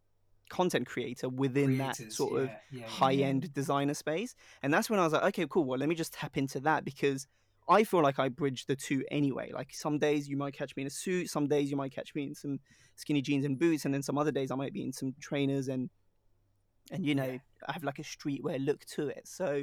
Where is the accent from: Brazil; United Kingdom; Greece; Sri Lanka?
Sri Lanka; Like if someone goes, oh, where are you really from? I'll be like, oh yeah, Sri Lanka.